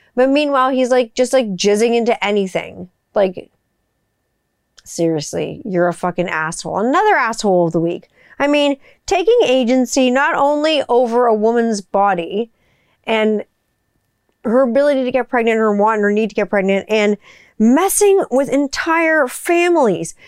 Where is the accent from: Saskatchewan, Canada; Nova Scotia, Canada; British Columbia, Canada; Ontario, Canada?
Ontario, Canada; West Mountain; That's where I grew up in West Mountain